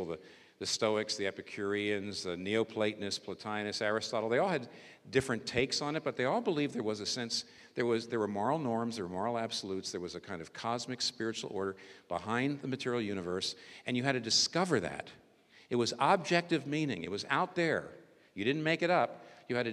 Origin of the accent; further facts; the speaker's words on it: United States; I'm American